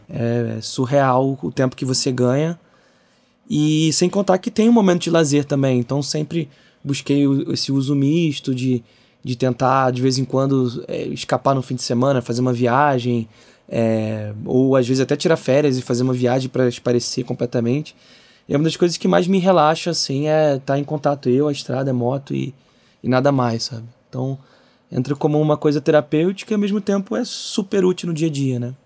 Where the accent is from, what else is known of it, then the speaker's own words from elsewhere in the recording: Rio de Janeiro, Brazil; eu sou do Rio